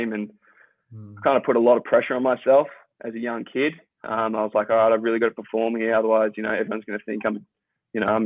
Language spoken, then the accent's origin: English; Victoria, Australia; one of the guys that I grew up in Victoria